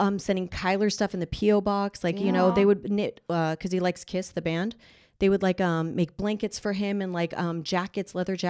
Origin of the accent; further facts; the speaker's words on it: Los Angeles, California, United States; also born or lived in Las Vegas; Born and raised in LA, sadly.